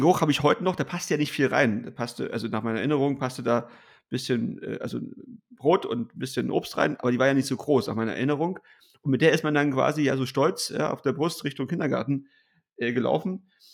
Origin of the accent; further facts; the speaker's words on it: East Germany, Germany; als Ossi